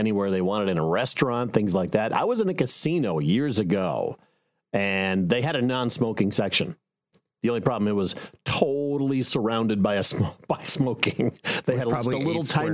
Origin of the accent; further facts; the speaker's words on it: Pierre, South Dakota, United States; My first job in radio was in my hometown radio station, KCCR in Pierce, South Dakota.